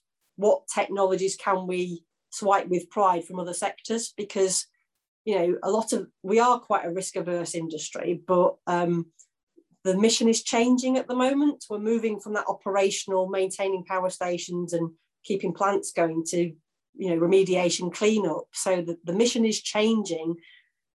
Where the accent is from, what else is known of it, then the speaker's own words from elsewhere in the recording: Yorkshire and the Humber, United Kingdom; I'm from Yorkshire